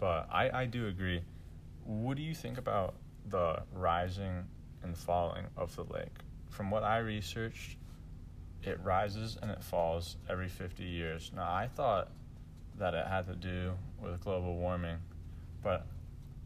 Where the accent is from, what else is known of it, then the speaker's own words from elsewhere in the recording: St. Joseph, Michigan, United States; I had a great childhood. I love going fishing at the river and the lake. There's many ponds around here